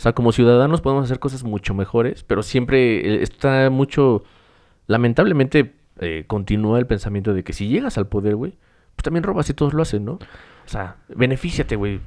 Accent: Mexico; como mexicanos

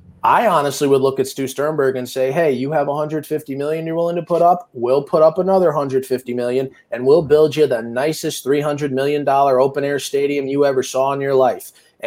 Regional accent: Connecticut, United States; now in Tampa, United States; I'm from Connecticut.

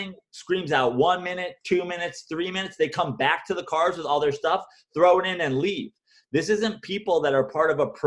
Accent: New York, United States; being a New Yorker

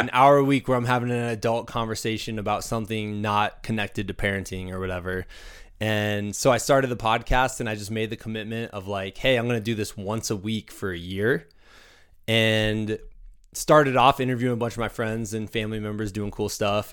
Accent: Muscatine, Iowa, United States; moved away; I grew up in Muscatine, Iowa

